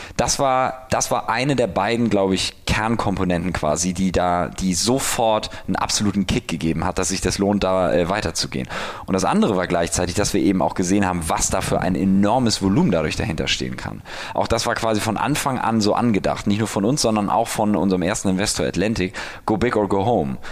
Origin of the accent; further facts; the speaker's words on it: Hamburg, Germany; moved away as an adult; now in Berlin, Germany; ich komme aus Hamburg, bin 31